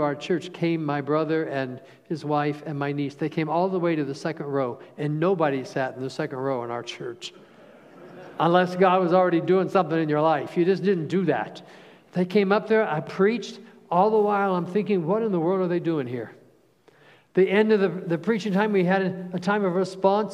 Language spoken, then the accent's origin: English; Cincinnati, Ohio, United States; We grew up outside of Cincinnati